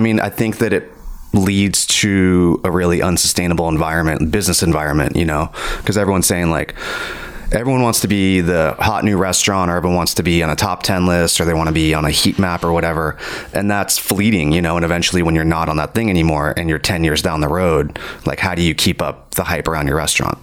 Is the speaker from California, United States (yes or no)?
yes; California, United States; also born or lived in Virginia; We ended up moving to California when I was I don't know like eight or nine or something like that you know, I'm definitely California raised